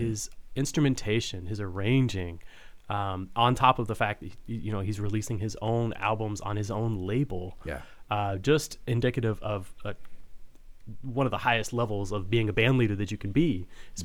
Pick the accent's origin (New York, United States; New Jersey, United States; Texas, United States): Texas, United States; Fort Worth; now in St. Louis, United States; I grew up in Texas, in Fort Worth